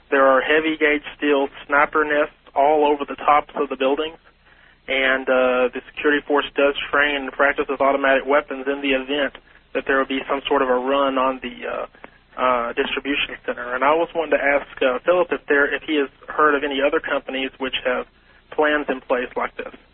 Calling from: Longview, Texas, United States; I'm calling from Longview, Texas.

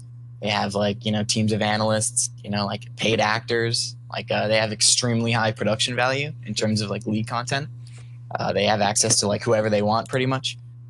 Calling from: Philadelphia, Pennsylvania, United States; Calling from Philadelphia, Pennsylvania.

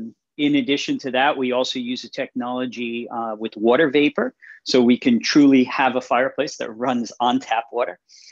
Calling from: New York, United States; I'm calling in from New York.

